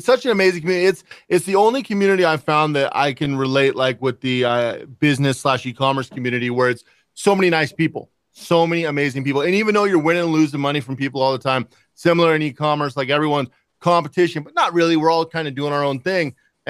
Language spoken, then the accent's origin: English; Pacific Northwest, United States; I grew up in the Pacific Northwest, so.